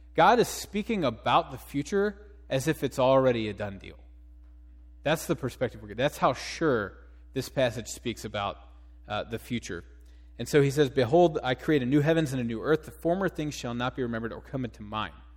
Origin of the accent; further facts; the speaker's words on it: Cincinnati, Ohio, United States; moved away; I'm from Cincinnati